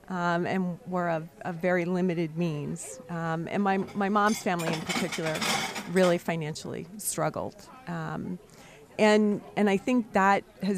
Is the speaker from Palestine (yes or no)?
no; Camden, New Jersey, United States; now in York County, United States; So I was born in Camden, New Jersey.